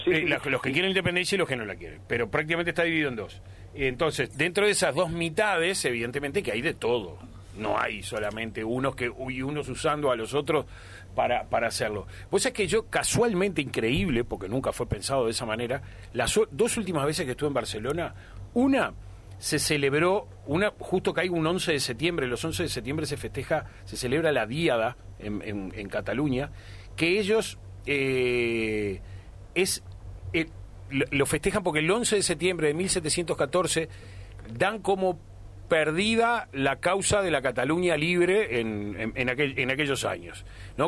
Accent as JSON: {"language": "Spanish", "country": "Uruguay", "said": "como tantos uruguayos"}